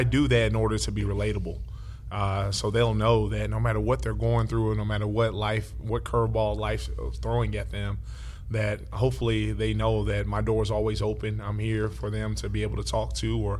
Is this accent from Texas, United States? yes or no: yes; Dallas, Texas, United States; growing up right here in Oak Cliff, Texas